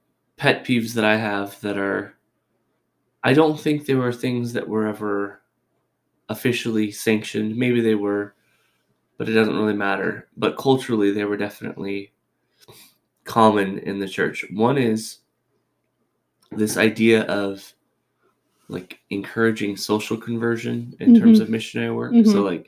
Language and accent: English; California, United States; This is all Catholic references, but I came from California. All of my friends are Catholic.